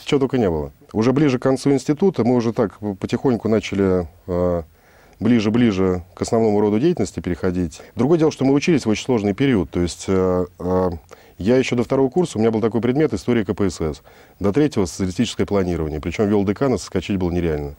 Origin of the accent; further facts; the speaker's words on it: Moscow, Russia; Родился я в Москве